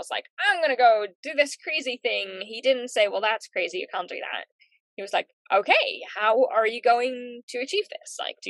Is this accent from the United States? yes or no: no; New Zealand; also born or lived in Netherlands; overall, I've lived in New Zealand longer than in the Netherlands now. I do regard New Zealand as home. I think mostly because that's where I've been living alone, grown up